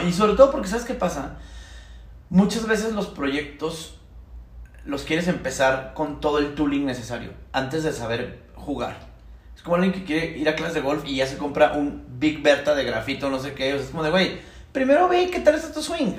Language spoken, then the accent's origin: Spanish; Chihuahua, Mexico; moved away as an adult; now in Mexico City, Mexico; Yo soy ingeniero mecánico de Chihuahua.